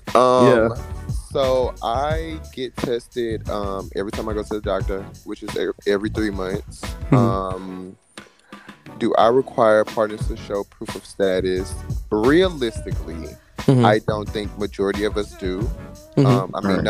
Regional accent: Midwest, United States; That's not the South, sweetie.

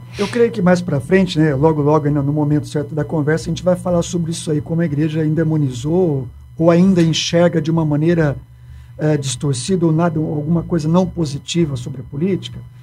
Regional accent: Campinas, São Paulo, Brazil; moved away as an adult; now in Ribeirão Preto, Brazil; eu sou de Campinas

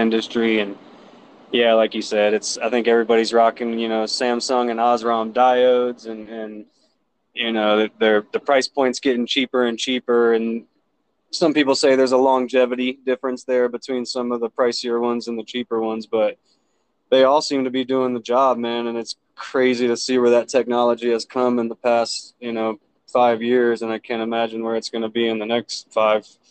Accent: Jacksonville, Florida, United States; now in Colorado, United States; I was born and raised in uh, Jacksonville, Florida, actually, and uh, moved to Colorado around 2011

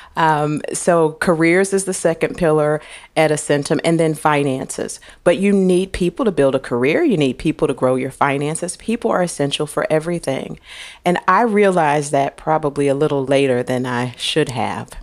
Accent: St. Louis, Missouri, United States; I was born in Saint Louis, Missouri

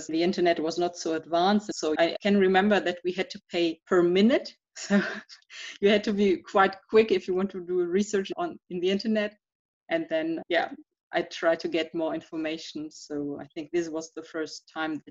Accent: Duisburg, North Rhine-Westphalia, Germany; English is a second language; also born or lived in Essen; I was born in Duisburg. It's in the western part of Germany, and I grew up in this area.

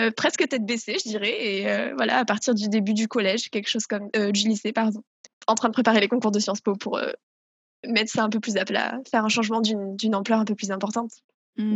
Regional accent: south-west France, France; je viens du sud-ouest de la France, dans lequel j'ai toujours grandi

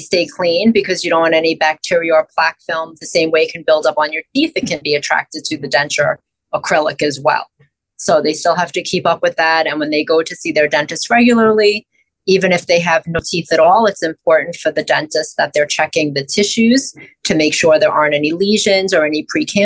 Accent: New York City, New York, United States; also born or lived in Buffalo, New York; I grew up in Brooklyn, New York

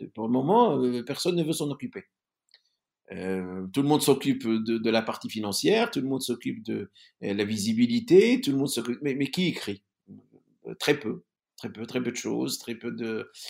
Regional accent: Algeria; je viens de l'Algérie.

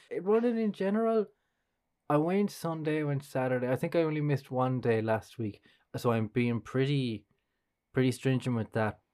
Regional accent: Kilkenny, Leinster, Ireland; growing up in Kilkenny

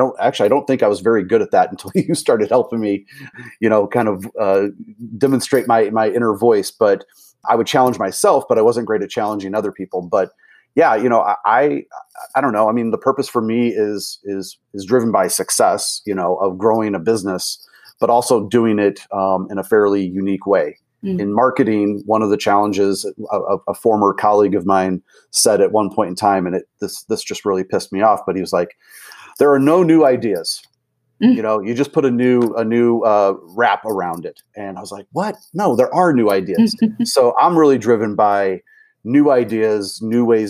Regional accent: St. Louis, Missouri, United States; moved away as an adult; also born or lived in Austin, Texas; I'm originally from the St. Louis area

